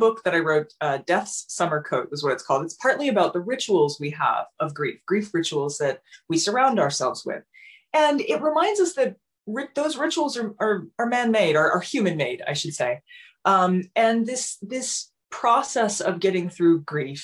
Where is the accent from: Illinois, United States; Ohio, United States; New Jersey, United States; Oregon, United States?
Ohio, United States; Southern; I grew up in Southern Ohio, and it's abandoned coal country